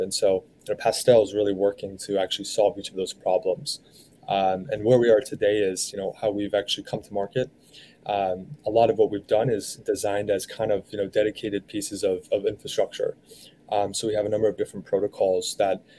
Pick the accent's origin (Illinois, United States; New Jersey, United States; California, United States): California, United States; San Diego; also born or lived in Philadelphia; now in New York, United States; I'm actually originally from San Diego